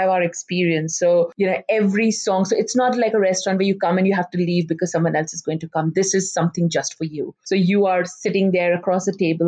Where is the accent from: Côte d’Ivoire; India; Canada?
India; Ulhasnagar, Maharashtra; moved away as an adult; also born or lived in Mumbai, India; now in Perth, Australia; we grew up in Ulasnagar, which had a huge Sindhi population